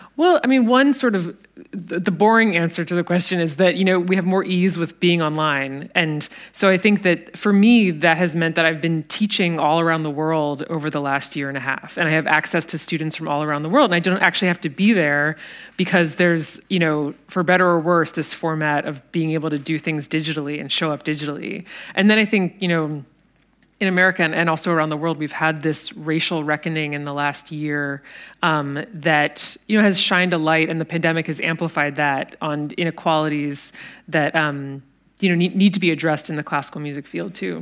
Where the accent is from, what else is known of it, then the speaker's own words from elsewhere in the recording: United States; speaking as an American